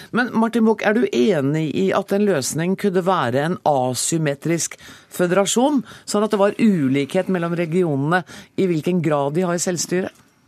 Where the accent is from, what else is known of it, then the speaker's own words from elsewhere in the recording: Norway; som nordmann